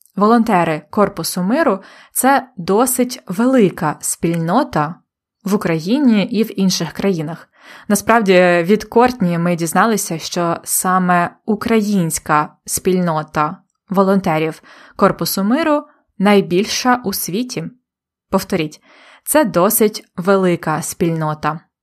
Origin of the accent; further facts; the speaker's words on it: Polonne, Khmelnytskyi Oblast, Ukraine; Моє рідне місто полонне на Хмельниччині